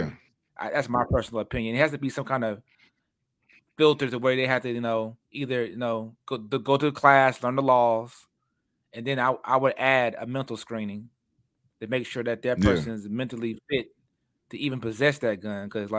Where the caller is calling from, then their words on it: Texas, United States; and at least in Texas, I'm speaking from Texas